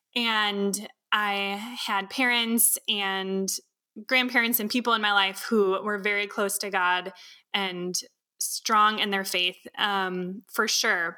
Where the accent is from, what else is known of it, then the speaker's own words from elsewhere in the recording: Wisconsin, United States; also born or lived in California; I was born in California originally, and as a kid, I vaguely remember before we moved, uh, here to Wisconsin